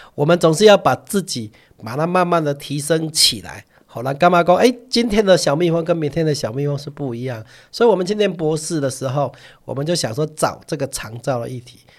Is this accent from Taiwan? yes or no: yes; Chiayi, Taiwan; moved away as an adult; now in Kaohsiung, Taiwan; 我嘉义人嘛